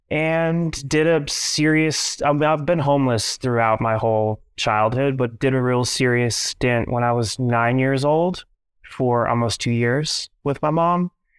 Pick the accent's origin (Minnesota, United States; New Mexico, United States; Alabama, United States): Minnesota, United States; Minneapolis; born there; I was born in Minneapolis, Minnesota, to a 16-year-old single mom